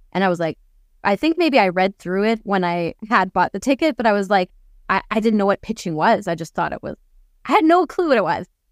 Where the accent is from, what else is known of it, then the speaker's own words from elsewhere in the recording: Canada; first language English; moved away as an adult; also born or lived in Germany / Ukraine; now in Austria; I was born in Canada. I get compliments on my English all the time because I live in Austria